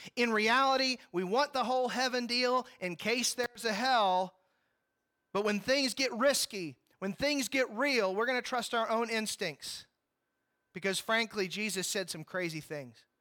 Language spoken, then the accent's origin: English; Ashland, Kentucky, United States; members of my church growing up in Ashland, Kentucky